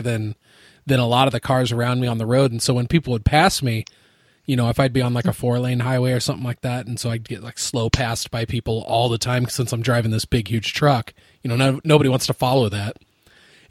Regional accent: Center Point, United States; The town that I grew up in was called Center Point.

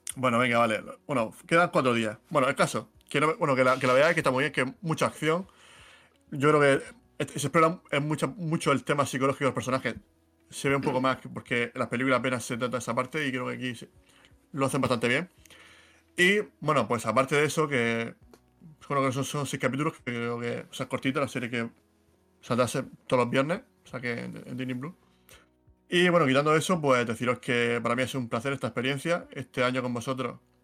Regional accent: Region of Murcia, Spain; accent: Murcian; él, y yo somos muy murcianos, creo que se nota por el acento

